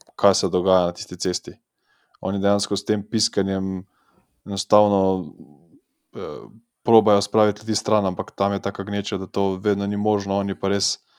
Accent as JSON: {"language": "Slovenian", "country": "Slovenia", "said": "smo iz Slovenije"}